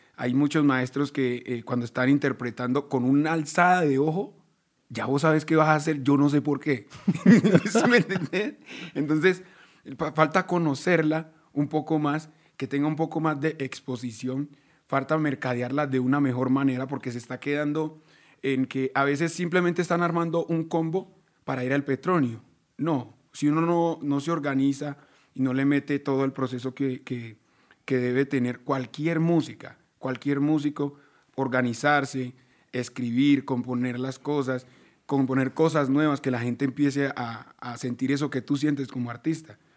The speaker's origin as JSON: {"language": "Spanish", "town": "Medellín", "region": "Antioquia", "country": "Colombia", "tie": "born or raised there", "said": "Nosotros todos, todos nacimos en Medellín"}